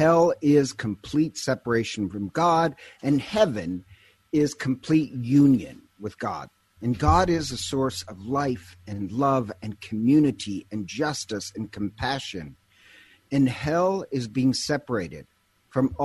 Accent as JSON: {"language": "English", "region": "Montana", "country": "United States", "said": "I'm originally from Montana"}